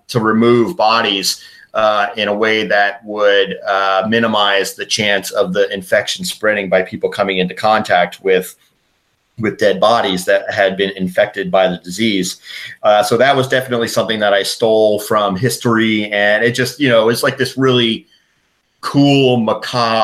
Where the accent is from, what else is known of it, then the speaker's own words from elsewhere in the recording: Connecticut, United States; I grew up on the East Coast and in Connecticut, about half an hour from New York City